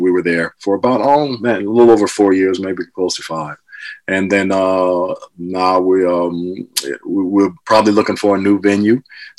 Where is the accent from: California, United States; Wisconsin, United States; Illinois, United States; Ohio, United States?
Ohio, United States; moved away; also born or lived in New York; I'm from back east, I'm from Ohio, so obviously I'm about as far removed from the Western lifestyle as you could get back then.